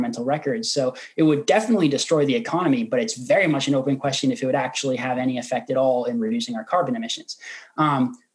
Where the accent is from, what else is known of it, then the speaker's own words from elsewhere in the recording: Oregon, United States; my home state of Oregon